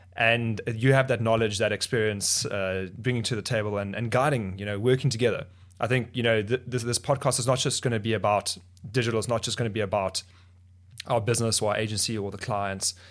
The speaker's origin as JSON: {"language": "English", "country": "Botswana", "tie": "born or raised there", "also_born_or_lived": "South Africa", "moved": "yes", "lives_now": "Cape Town, South Africa", "said": "I grew up in Botswana. My parents, uh, moved to Botswana when we, when I was two years old"}